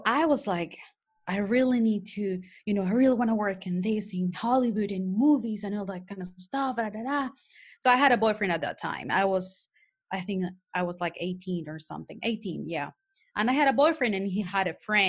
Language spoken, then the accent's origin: English; Panama City, Panama; first language Spanish; English is a second language; I have an accent. That's because I'm from Panama, Panama City. Mine actually native language is Spanish.